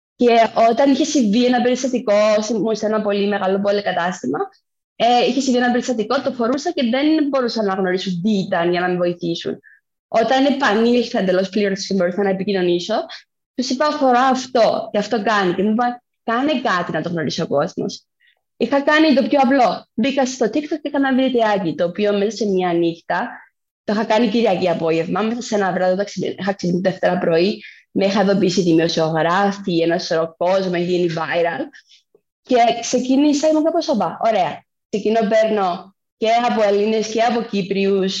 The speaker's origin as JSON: {"language": "Greek", "country": "Cyprus", "also_born_or_lived": "Athens", "said": "είμαι από Κύπρο."}